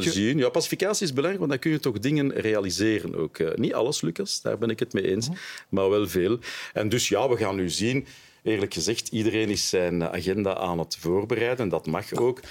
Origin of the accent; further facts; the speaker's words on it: Brussels, Brussels-Capital Region, Belgium; ik ben Brusselaar, ik, ben, eh, ik woon daar een halve eeuw